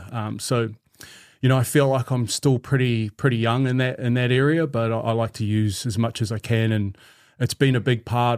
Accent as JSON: {"language": "English", "country": "New Zealand", "said": "So those are my iwi. You know, that's usually as Māori, we ask, where are you from? So there you go, Tuwharetō and Ngāti Mutunga."}